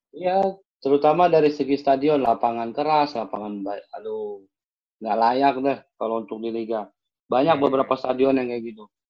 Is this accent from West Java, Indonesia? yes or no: no; Jakarta, Indonesia; also born or lived in Malang; Saya orang baru, di, saya asli Duri Raya. Saya sekarang tinggal di daerah Serengseng